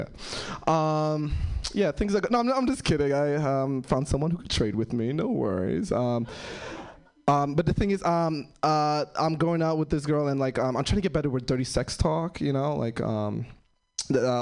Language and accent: English; New York City, New York, United States; moved away; I'm originally from New York City.